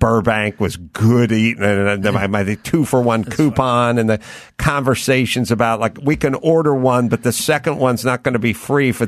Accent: North Holland, Netherlands; I'm from North Holland.

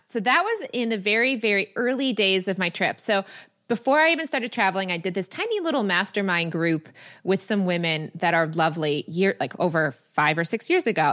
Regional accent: Rochester, Michigan, United States; moved away as an adult; also born or lived in Ann Arbor, Michigan / Chicago; I grew up in Michigan. I grew up in Rochester, forty-five minutes from Detroit my whole life

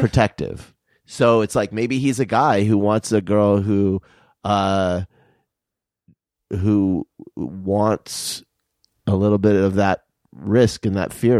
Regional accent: Tucson, Arizona, United States; moved away; I'm from Tucson, and my parents are in Tucson

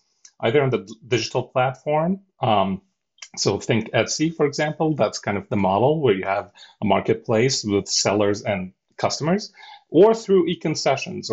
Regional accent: Cairo, Cairo Governorate, Egypt; English is a second language; moved away as an adult; now in United States; I'm born and raised in Cairo, Egypt

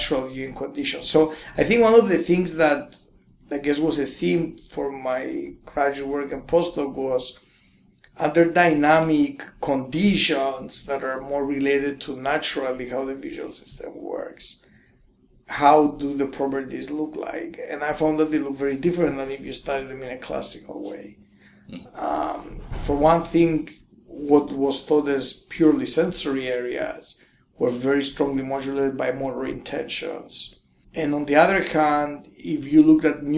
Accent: Cyprus; moved away as an adult; also born or lived in Cambridge, England; I was born in Cyprus

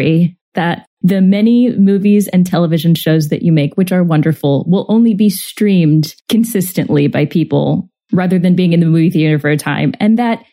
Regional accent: United States

